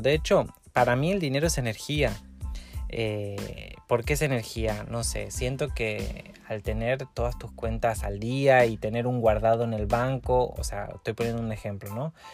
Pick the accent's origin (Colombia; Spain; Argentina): Argentina; now in Mexico; Argentina, mi país